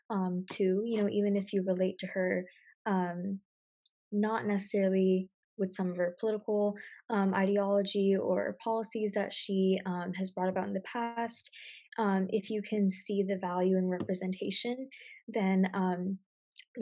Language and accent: English; United States; as an American